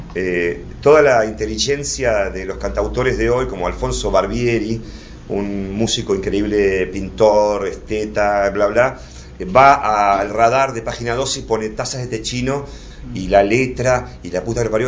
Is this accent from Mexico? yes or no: no; Buenos Aires, Argentina; me crié en Flores